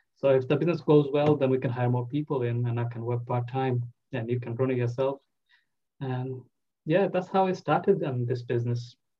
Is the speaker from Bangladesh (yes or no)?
yes; Bangladesh; English is a second language; moved away as an adult; now in United Kingdom; I'm originally from Bangladesh